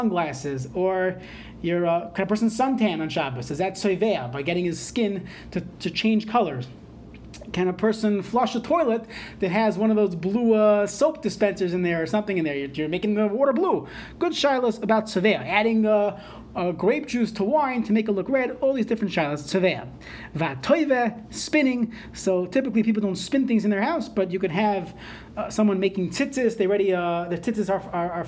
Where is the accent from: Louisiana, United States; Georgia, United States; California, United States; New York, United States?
New York, United States; moved away; I was growing up in New York